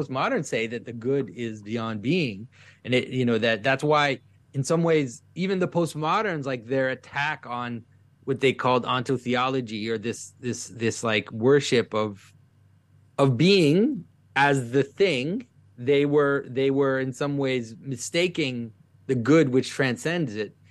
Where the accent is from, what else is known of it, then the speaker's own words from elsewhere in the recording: Quebec, Canada; first language French; English is a second language; French is my first language, but I, I, I really, at some point, felt very deeply in my early adulthood that, that Quebec, where I'm from